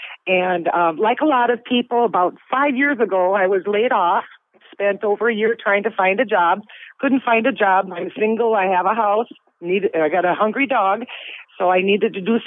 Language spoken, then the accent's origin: English; Bloomington, Minnesota, United States; also born or lived in Brainerd, Minnesota / Wisconsin; I grew up in Bloomington, and after I graduated and went to college and all that, I moved around and went up to Brainerd and over to Wisconsin for a while